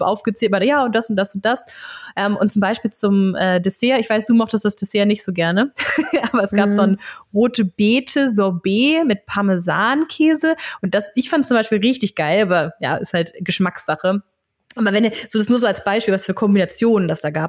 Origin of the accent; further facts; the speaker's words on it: Germany; ich bin natürlich auch ähm, an der Ostseeküste aufgewachsen